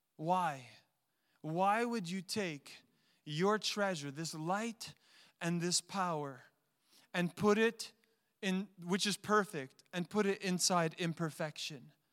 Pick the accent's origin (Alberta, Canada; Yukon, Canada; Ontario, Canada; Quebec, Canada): Quebec, Canada; Montreal; I had a best friend growing up in Montreal